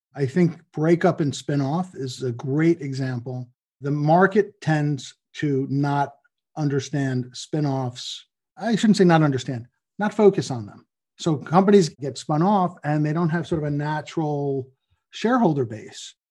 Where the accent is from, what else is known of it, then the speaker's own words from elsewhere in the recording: New York and Long Island, United States; also born or lived in Boston / New Jersey; I grew up in New York and Long Island